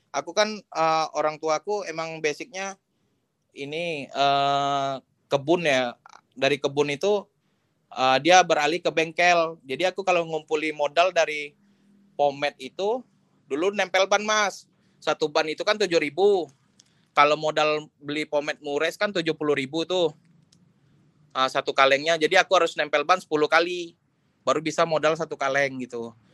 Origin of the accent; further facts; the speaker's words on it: Jambi, Indonesia; aku orang Jambi aku nggak tahu mau nanya dengan siapa